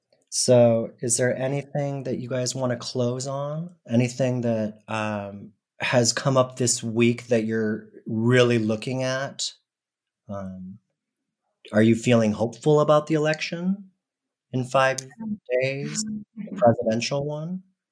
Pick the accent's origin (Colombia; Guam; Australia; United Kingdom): Colombia; now in United States; I remember when I moved here from Colombia, people would always say to me